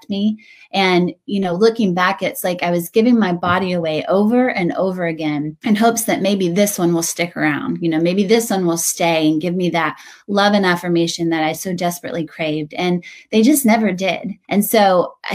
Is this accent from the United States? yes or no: yes; Western North Carolina, United States; moved away as an adult; also born or lived in New York City; now in Chapel Hill, United States; I grew up in Western North Carolina, went to NC State